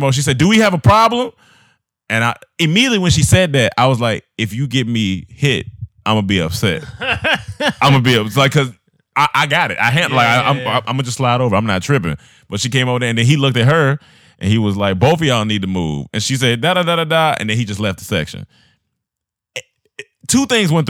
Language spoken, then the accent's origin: English; North Carolina, United States; I like my home state